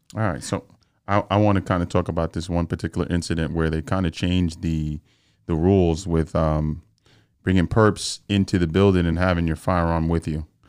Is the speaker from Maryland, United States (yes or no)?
no; New York City, New York, United States; I grew up in the Bronx